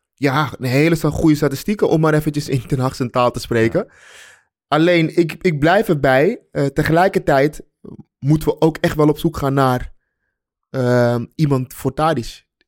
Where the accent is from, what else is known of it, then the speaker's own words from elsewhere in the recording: Amsterdam, North Holland, Netherlands; wij Amsterdammers